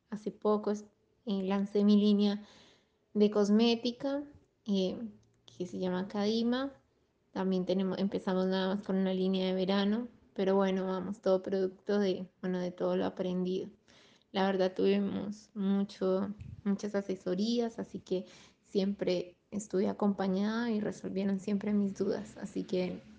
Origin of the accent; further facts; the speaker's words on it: Mar del Plata, Buenos Aires Province, Argentina; eh, soy de Mar del Plata